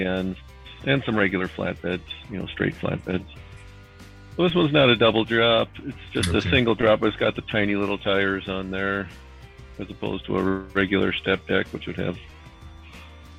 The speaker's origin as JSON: {"language": "English", "region": "Iowa", "country": "United States", "said": "I'm from Iowa"}